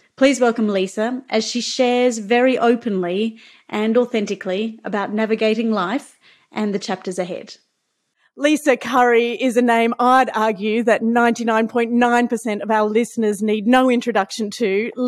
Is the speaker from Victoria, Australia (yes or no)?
no; Queensland, Australia; And being a Queenslander, you certainly have played a huge part in my life from the very beginning.